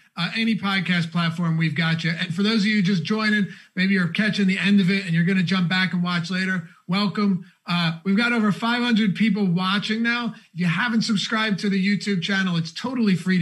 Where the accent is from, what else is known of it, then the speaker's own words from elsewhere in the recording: United States; I'm American